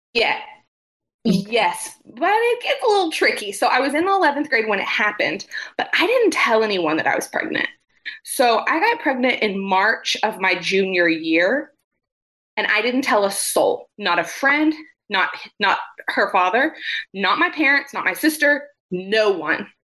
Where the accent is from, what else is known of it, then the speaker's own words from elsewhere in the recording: Quanah, Texas, United States; moved away as an adult; also born or lived in Oklahoma City, Oklahoma; now in Denton, United States; I'm from Quanah, Texas, which is a tiny town in West Texas